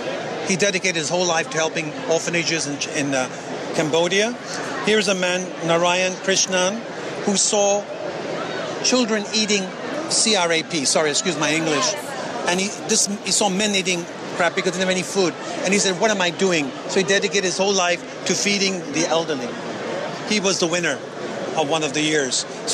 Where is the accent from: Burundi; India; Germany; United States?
India; now in Hong Kong; I'm an Indian with a Chinese tan, whatever you want to call it.